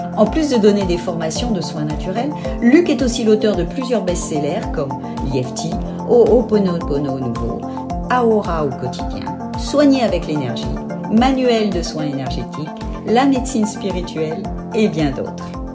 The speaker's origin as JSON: {"language": "French", "country": "New Caledonia", "tie": "born or raised there", "said": "je suis née en Nouvelle-Calédonie"}